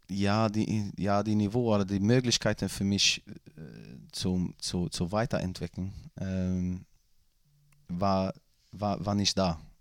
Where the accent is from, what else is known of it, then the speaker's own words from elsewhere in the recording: Gothenburg, Västra Götaland, Sweden; German is a second language; moved away; ich komme ja aus, aus Göteborg